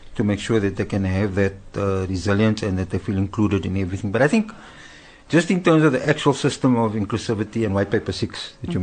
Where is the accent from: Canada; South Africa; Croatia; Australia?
South Africa; Cape Town, Western Cape; I grew up in Cape Town, I'm a Cape Town boy